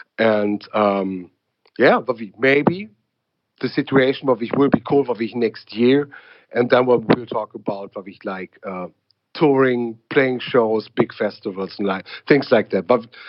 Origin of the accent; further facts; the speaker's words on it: Berlin, Germany; English is a second language; a guy from Berlin, wouldn't believe that I'm from Berlin at all.